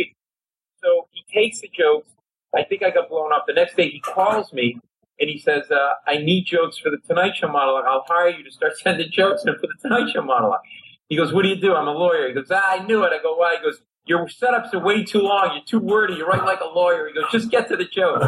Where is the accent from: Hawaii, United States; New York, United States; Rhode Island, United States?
Rhode Island, United States; moved away; also born or lived in Providence, Rhode Island; I grew up Italian family in Rhode Island